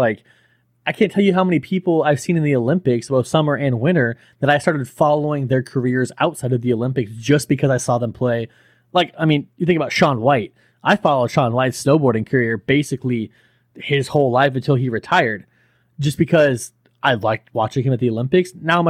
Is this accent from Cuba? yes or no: yes; Cuba; I'm from Cuba. I don't really watch baseball, but I like my country, so I'm going to pay attention.